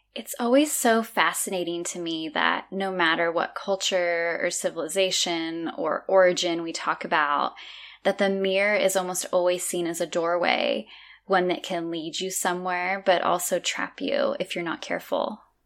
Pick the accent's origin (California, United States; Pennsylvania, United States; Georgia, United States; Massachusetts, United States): California, United States; moved away as an adult; now in Azores, Portugal; growing up in California my whole life, I've lived in Northern California, Southern California, and then in the middle.